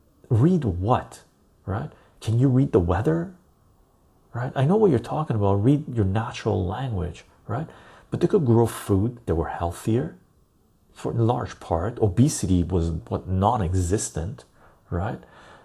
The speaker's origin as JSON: {"language": "English", "country": "United Kingdom", "said": "but I am British."}